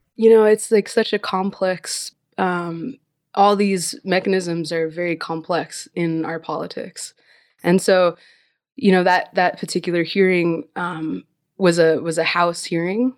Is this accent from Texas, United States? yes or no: no; Alaska, United States; I'm from Alaska